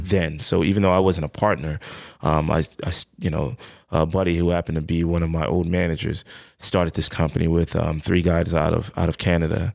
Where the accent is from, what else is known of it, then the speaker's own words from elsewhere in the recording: New York City, New York, United States; I'm from the Bronx originally, uh, Bronx, New York